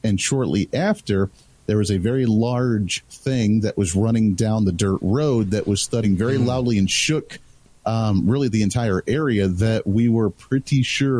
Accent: Colorado, United States; growing up in Colorado

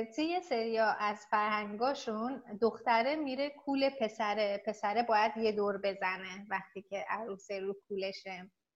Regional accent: Iran; moved away as an adult; now in South Korea

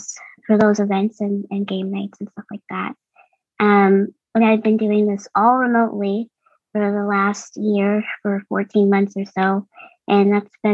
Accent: Boston, Massachusetts, United States; I'm from Boston, Massachusetts. I was born and raised here

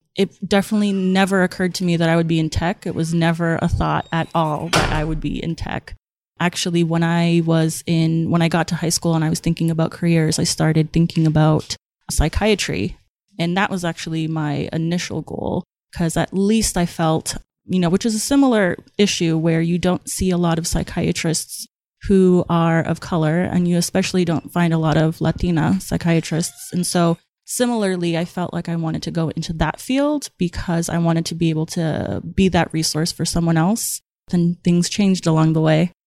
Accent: Somerville, Massachusetts, United States; I grew up in Somerville, which is a little town right outside of Boston

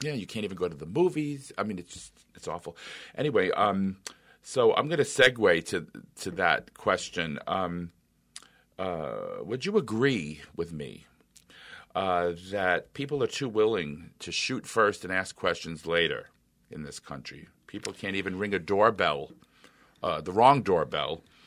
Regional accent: New York City, New York, United States; moved away as an adult; now in Minnesota, United States; As an Italian, I can tell you, I grew up in New York City

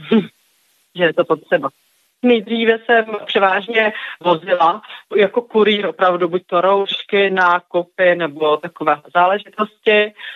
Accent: Prague, Czechia; jsem z Prahy.

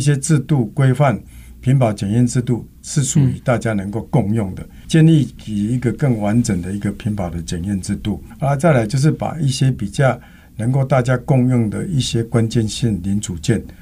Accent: Taiwan; 我们台湾人讲一句说

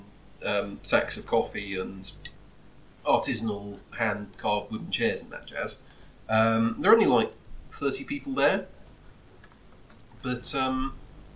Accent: United Kingdom; I'm very British.

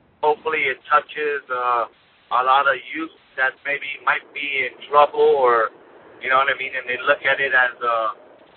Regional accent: Connecticut, United States; moved away; also born or lived in New York; I was born in Connecticut

